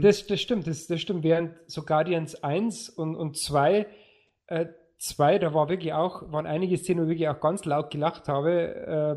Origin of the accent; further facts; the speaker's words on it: Lower Bavaria, Germany; bei uns in Niederbayern